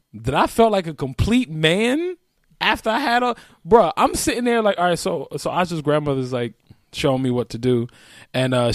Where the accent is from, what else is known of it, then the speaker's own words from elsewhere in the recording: New York, United States; I'm from New York